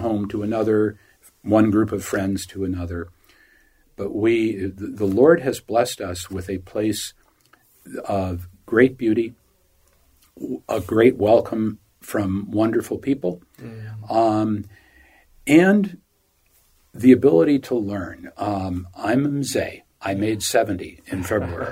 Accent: United States; moved away as an adult; now in Uganda; We tell our friends back in the U.S. we are blessed to live here

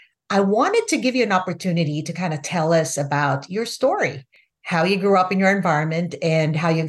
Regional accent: Florida, United States; It's so exciting because we're both from Florida. I'm in Orlando and you're in the big city of Miami.

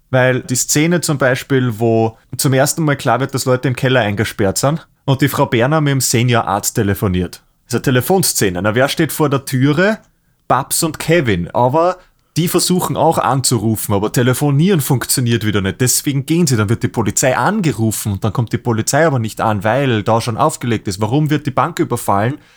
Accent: Austria; Wir sind echte Braunschlager, wir sind Österreicher.

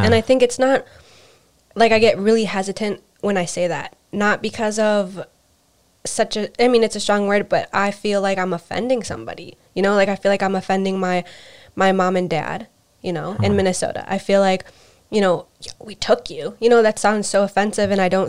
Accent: Urubamba, Cusco, Peru; born there; I was born in Cusco, Peru. And that's what my birth certificate says. But I found out later on when I was visiting my family that I was actually born in Urubamba.

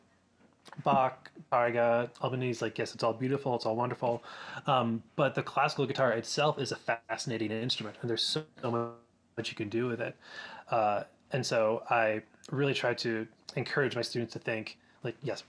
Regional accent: Rochester, New York, United States; moved away; also born or lived in Ithaca, New York; I growing up in Rochester, I was really lucky

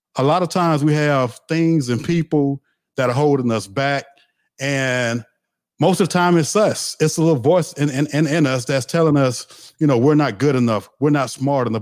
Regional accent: the South, United States; I'm from the South, so I said the word crunk

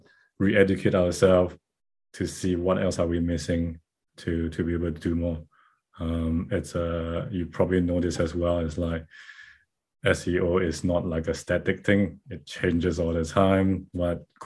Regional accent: Malaysia; moved away as an adult; now in Auckland, New Zealand; So I'm based out of Auckland, New Zealand, and I'm originally from Malaysia, but I've been here in Auckland

